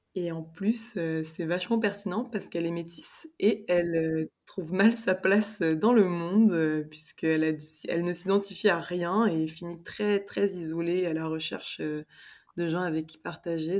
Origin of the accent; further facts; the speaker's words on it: Paris, Île-de-France, France; moved away as an adult; now in Spain; je suis franco-sénégalaise et j'ai grandi à Paris avec ma mère qui est française